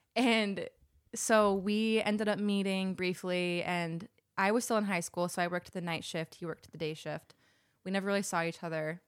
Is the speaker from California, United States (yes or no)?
no; Salt Lake City, Utah, United States; moved away as an adult; now in Los Angeles, United States; I'm from Salt Lake City. Jackson and I both moved to L A about six years ago